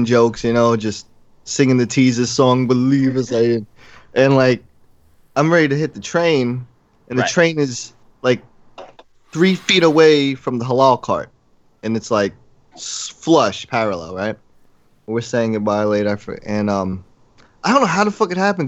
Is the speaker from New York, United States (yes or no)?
yes; New York City, New York, United States; I'm from New York